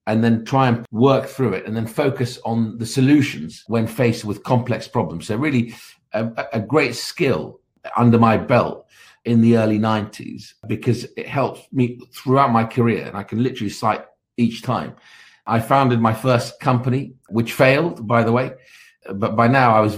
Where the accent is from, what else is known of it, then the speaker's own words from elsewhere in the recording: Baghdad, Baghdad Governorate, Iraq; moved away; I was born in Baghdad in 1967 to parents of Kurdish origin